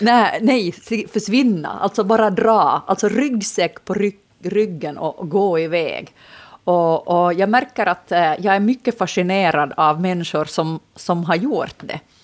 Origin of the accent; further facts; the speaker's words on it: Finland; also born or lived in Nykarleby; jag hör ändå till målgruppen som samhällsintresserad finlandssvensk